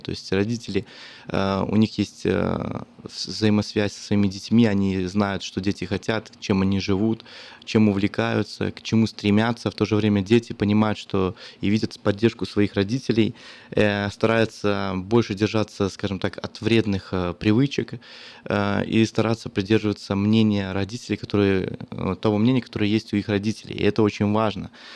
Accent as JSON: {"language": "Russian", "country": "Belarus", "moved": "yes", "lives_now": "Sacramento, United States", "said": "я как белорус"}